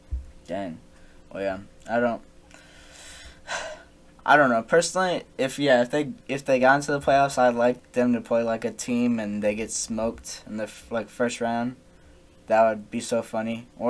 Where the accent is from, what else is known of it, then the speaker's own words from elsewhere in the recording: Texas, United States; I'm from Texas